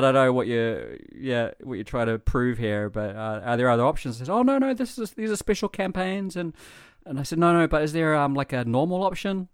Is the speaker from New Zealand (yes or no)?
yes; New Zealand; now in Japan; I come from New Zealand